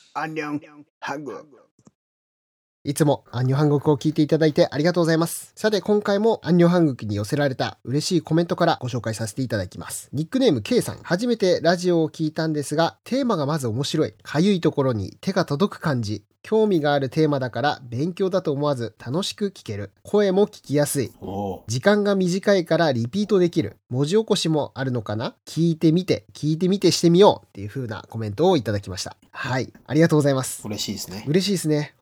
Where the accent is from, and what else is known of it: Japan